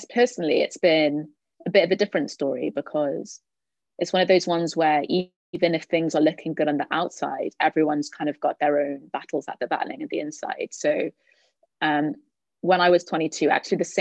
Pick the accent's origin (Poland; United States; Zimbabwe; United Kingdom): United Kingdom; Cardiff, Wales; moved away as an adult; now in London, United Kingdom; I'm from Cardiff, so I thought I'd come home to do that.